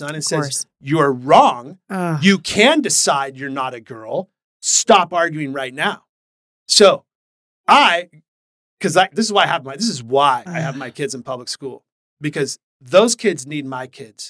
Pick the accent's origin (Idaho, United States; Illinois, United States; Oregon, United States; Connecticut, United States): Oregon, United States; Portland; I'm a Portland native